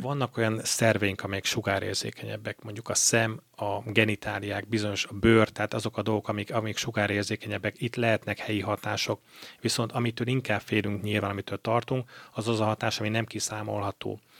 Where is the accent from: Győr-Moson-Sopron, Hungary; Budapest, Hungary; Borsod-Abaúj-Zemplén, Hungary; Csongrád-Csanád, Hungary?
Borsod-Abaúj-Zemplén, Hungary; Miskolc; also born or lived in Cyprus; egy tengerparti városba kerültem Miskolciként